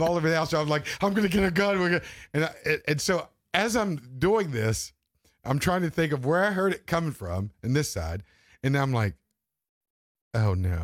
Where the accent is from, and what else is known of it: Maine, United States